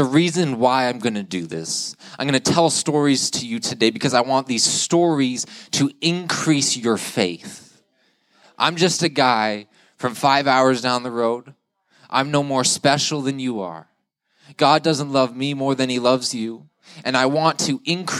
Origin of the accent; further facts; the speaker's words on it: Ottawa, Ontario, Canada; moved away as an adult; now in Stockholm, Sweden; I'm just from Ottawa, Ontario, 5 hours up the road